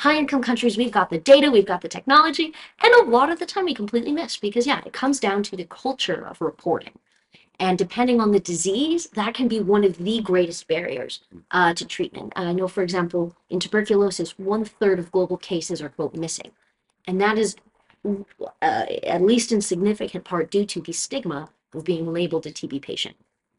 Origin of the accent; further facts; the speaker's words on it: the South, United States; moved away; also born or lived in Tennessee; I come from the South